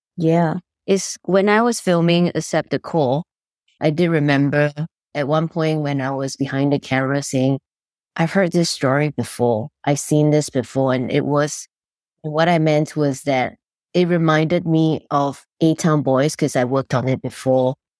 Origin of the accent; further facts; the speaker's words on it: Singapore; moved away as an adult; now in United States; I grew up in Singapore, and I came to the United States fifteen years ago